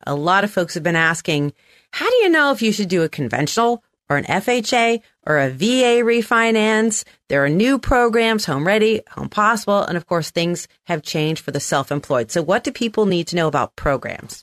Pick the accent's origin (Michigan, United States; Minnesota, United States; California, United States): California, United States; San Francisco; also born or lived in Manhattan; I'm from San Francisco